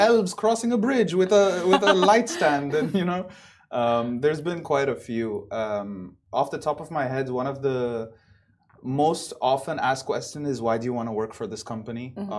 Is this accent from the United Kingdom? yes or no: no; Dubai, United Arab Emirates; moved away as an adult; also born or lived in Buffalo, United States; I was born and raised here in Dubai, but then I moved back from the States after college.